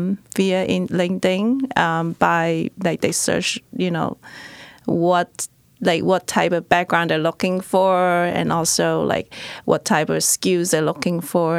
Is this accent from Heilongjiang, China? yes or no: no; Guangzhou, Guangdong, China; moved away as an adult; now in United States; I am not originally from the United States. I grew up in China. Majority of my families are still in my hometown, Guangzhou, in China.